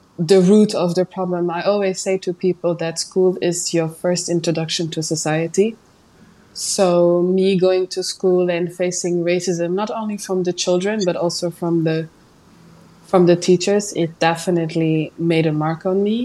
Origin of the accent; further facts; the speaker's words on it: Luxembourg; English is a second language; also born or lived in Portugal; And I've been living in Luxembourg since I was 3 years old.